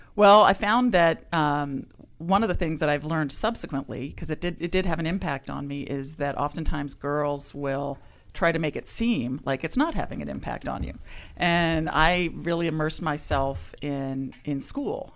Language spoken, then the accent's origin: English; California, United States; also born or lived in Ohio; I grew up in, uh, California